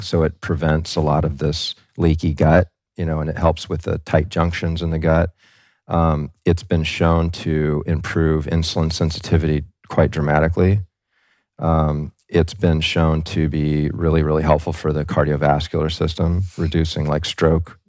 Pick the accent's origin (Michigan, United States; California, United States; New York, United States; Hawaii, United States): Hawaii, United States; Kailua; moved away; also born or lived in Camp Lejeune, North Carolina; I grew up in Kailua, which isn't too far from the North Shore